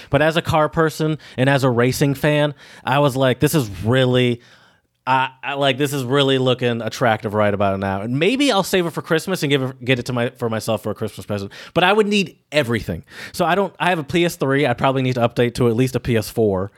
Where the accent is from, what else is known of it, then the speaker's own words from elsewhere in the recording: United States; as an American